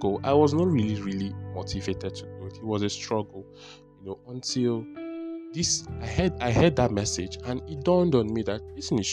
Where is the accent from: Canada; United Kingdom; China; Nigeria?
Nigeria; Abia; I'm a Nigerian. I've been from Abia State